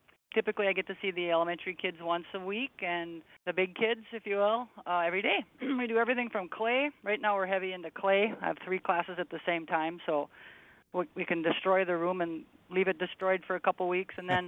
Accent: Gatzke, Minnesota, United States; I grew up 5 miles west of Gatski, and now I just moved 5 miles north and live there.

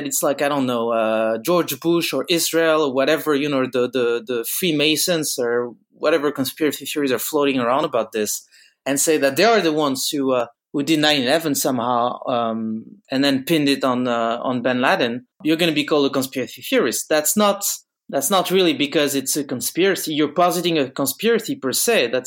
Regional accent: Bordeaux, Nouvelle-Aquitaine, France; now in Paris, France

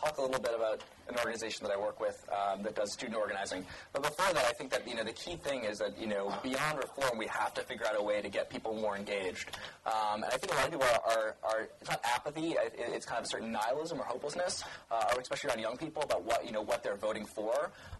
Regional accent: New York City, New York, United States; excuse me, I'm from New York City, so everything north of Westchester is upstate.

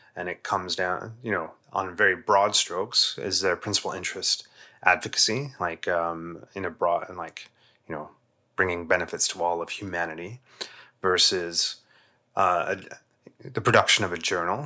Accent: England, United Kingdom; as a kid growing up in England

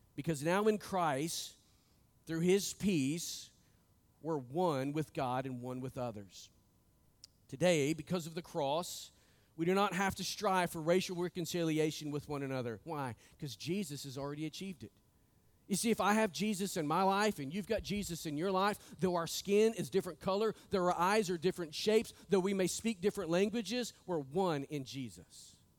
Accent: Northwest Arkansas, United States; I was born and raised in Northwest Arkansas.

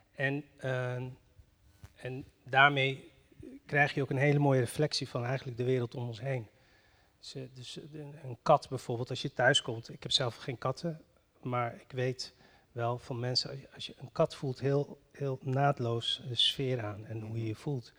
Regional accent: northern Morocco, Morocco; moved away; ik ben geboren in Marokko en eh, in, dat dorp waar ik vandaan kom, in het noorden van Marokko

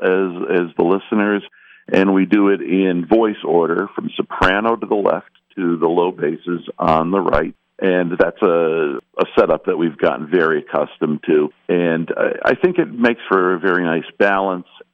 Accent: Honesdale, Pennsylvania, United States; I'm a Honesdale native myself

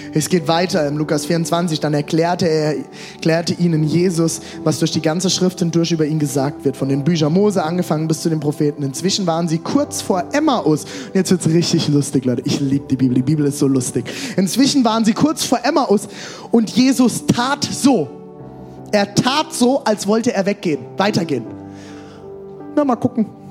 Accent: Germany; Ich komme aus Deutschland

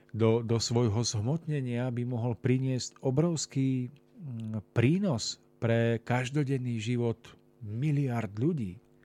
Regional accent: Orava, Žilina Region, Slovakia; hlavne na Orave, odkiaľ pochádzam ja

